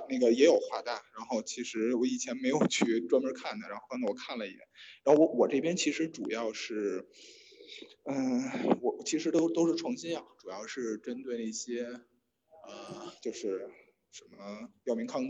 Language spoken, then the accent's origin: Chinese; Beijing, China; 我就北京人，北京人。